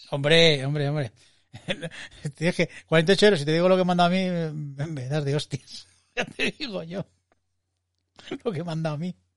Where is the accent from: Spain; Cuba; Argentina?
Spain; Madrid, Community of Madrid; estar en una terraza como buen madrileño y madrileñando